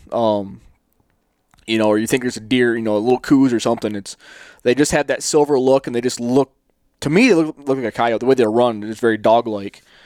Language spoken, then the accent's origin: English; the East, United States; now in Phoenix, United States; I grew up in the East chasing whitetails